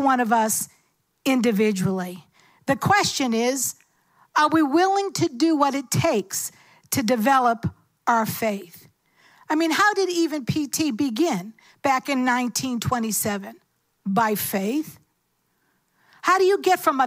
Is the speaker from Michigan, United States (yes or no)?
no; Cambridge, Massachusetts, United States; I grew up in Cambridge